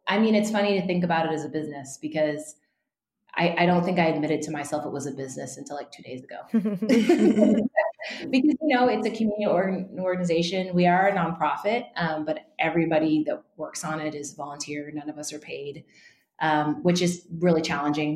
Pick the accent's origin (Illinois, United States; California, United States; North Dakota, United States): California, United States; Northern; I grew up in Northern California uh, among a pretty white community.